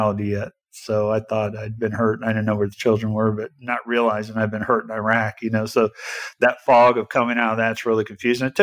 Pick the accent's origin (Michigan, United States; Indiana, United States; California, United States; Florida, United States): Indiana, United States; Indianapolis; I was born and raised here in Indianapolis